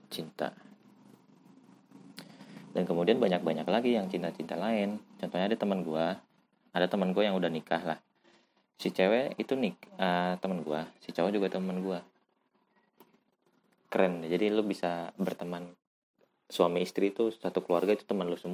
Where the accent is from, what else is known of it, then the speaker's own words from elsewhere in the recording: West Java, Indonesia; gue anjir kebanyakan bahasa Jawa ya. gue asli orang Jawa Barat